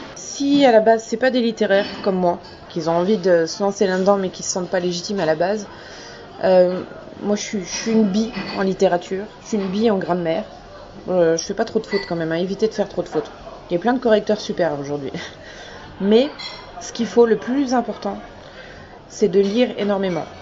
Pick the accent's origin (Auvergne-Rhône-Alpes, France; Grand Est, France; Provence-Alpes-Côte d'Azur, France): Grand Est, France; Lorraine; also born or lived in Brest